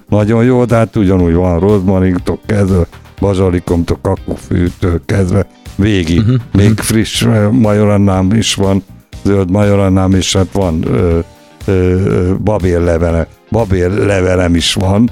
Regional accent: Gyoma, Békés, Hungary; moved away; also born or lived in Lake Balaton / Balatonfüred / Gyula; visszakerültem, ahol születtem, Gyomára

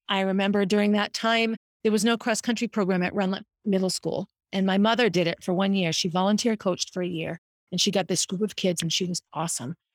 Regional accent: Concord, United States; also born or lived in Boston; Jack and I grew up on Essex Street, and Concord back then was a, was a city of parks and neighborhoods

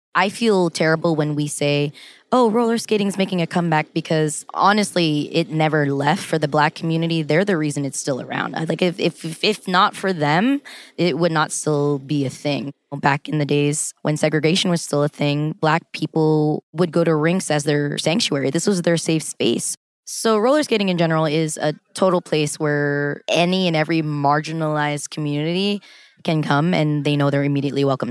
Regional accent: Los Angeles, California, United States; I was born and raised in Los Angeles, California my whole life

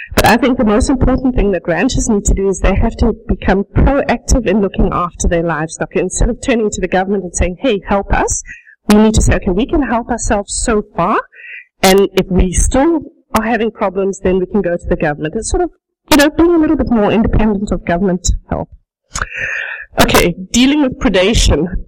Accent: South Africa; moved away as an adult; also born or lived in Netherlands; now in High Prairie, Canada; I speak with a bit of an accent because I was born and raised in South Africa. I spent the first 22 years of my life there

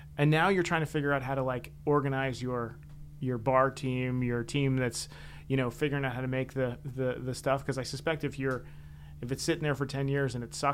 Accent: Washington, District of Columbia, United States; when I grew up in Washington

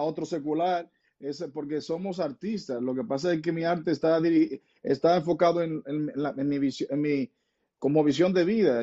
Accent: Dominican Republic

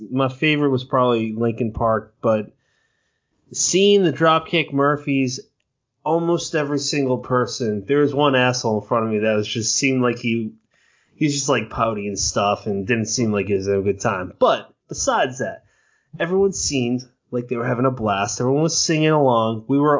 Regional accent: Ireland; We're both Irish from the same area. They named places that we grew up in.

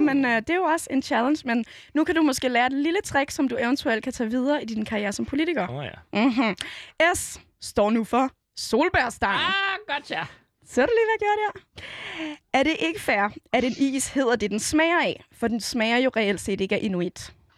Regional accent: Copenhagen, Capital Region of Denmark, Denmark; jeg var fra Nørrebro

